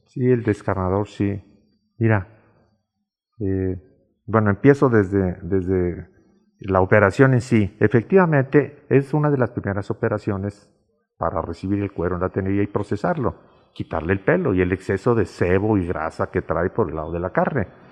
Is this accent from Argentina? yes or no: no; Calle Sol, Guanajuato, Mexico; la casa de mis padres estaba del otro lado del parque, en la calle Sol